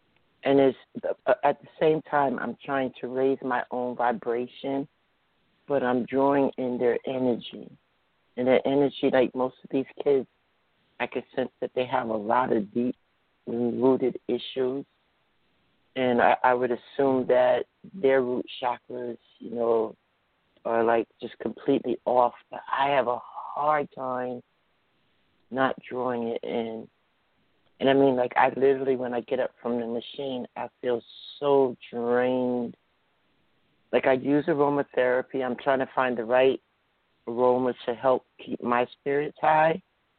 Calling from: New Jersey, United States; I'm calling from New Jersey.

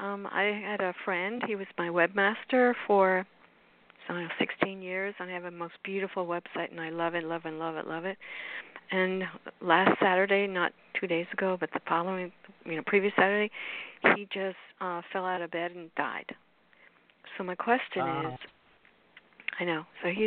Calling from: Florida, United States; from South Florida.

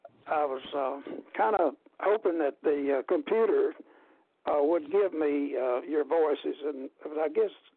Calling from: Dalton, Georgia, United States; I'm in Dalton, Georgia.

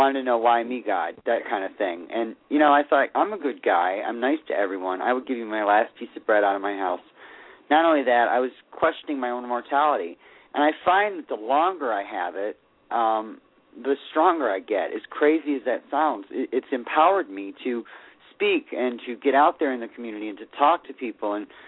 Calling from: Sarasota, Florida, United States; Hello, this is … in Sarasota, Florida.

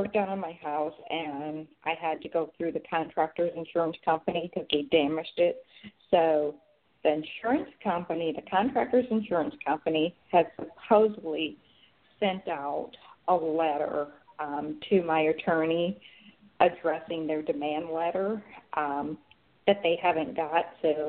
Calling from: Atlanta, Georgia, United States

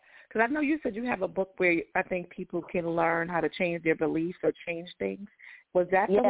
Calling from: Atlanta, Georgia, United States; How are you? I'm calling from Atlanta.

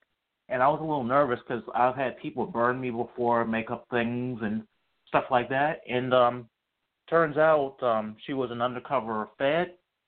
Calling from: Charlottesville, Virginia, United States; I'm calling from Charlottesville, Virginia.

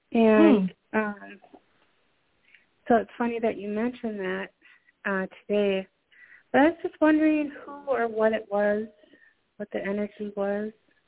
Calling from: Minnesota, United States; calling from Minnesota.

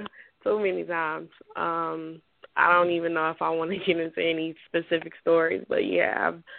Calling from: Detroit, Michigan, United States; I'm calling from Detroit.

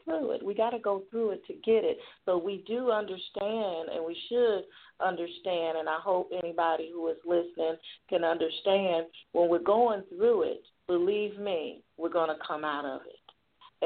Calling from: Jackson, Tennessee, United States; I'm calling from Jackson, Tennessee.

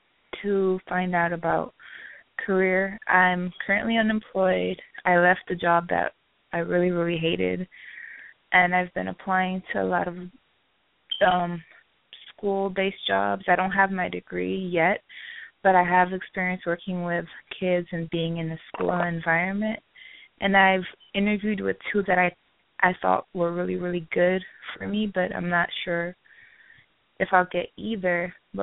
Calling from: Florida, United States; I'm calling from Florida.

